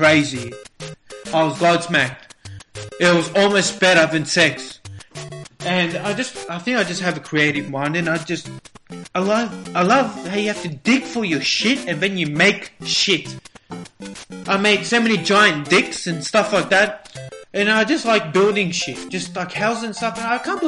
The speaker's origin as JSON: {"language": "English", "town": "Melbourne", "region": "Victoria", "country": "Australia", "said": "I'm from Melbourne, Australia."}